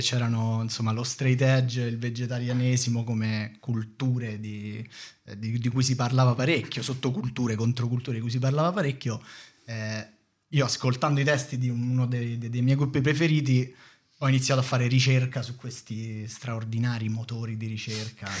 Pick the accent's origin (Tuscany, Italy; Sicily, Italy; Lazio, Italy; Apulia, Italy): Lazio, Italy; Rome; vivevo a Prima Valle